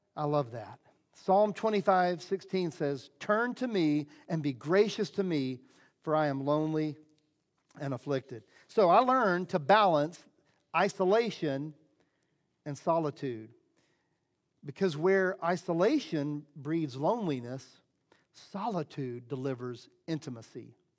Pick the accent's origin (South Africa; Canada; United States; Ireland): United States; Southeast; I grew up in the Southeast, uh, evangelical Christian